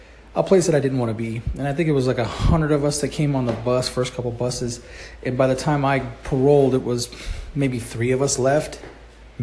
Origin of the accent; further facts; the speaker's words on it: California, United States; I am from California